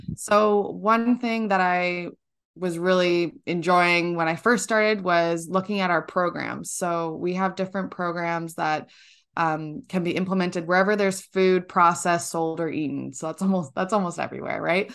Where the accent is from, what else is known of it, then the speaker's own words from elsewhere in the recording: Georgina, Ontario, Canada; I'm from, uh, a small town in Georgina, Ontario, up in Canada.